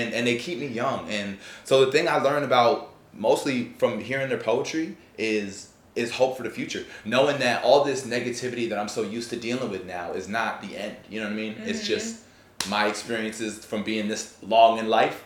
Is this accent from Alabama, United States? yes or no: no; New York, United States; moved away as an adult; now in Tampa, United States; I came down to Florida. I come from New York